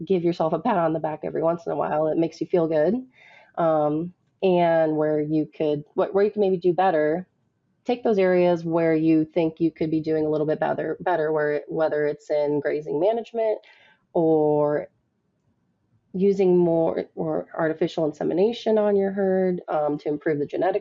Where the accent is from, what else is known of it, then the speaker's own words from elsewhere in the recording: DeKalb County, Illinois, United States; moved away as an adult; now in Texas, United States; I grew up in DeKalb County, Illinois, which is where barbed wire was invented